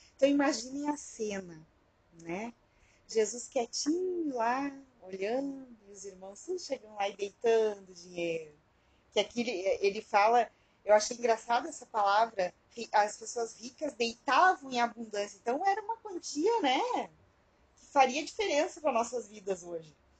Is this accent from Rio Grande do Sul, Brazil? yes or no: yes; Alegrete, Rio Grande do Sul, Brazil; quando eu era criança lá em Alegrete